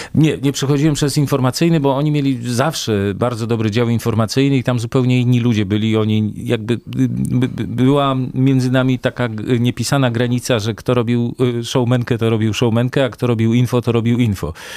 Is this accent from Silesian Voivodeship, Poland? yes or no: no; Warsaw, Masovian Voivodeship, Poland; ja się wychowałem w Warszawie